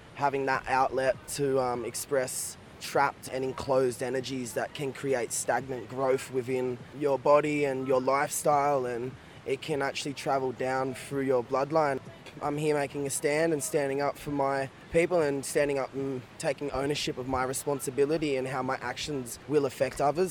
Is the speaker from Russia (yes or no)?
no; Byron Bay, New South Wales, Australia; growing up in Byron Bay and around the Shire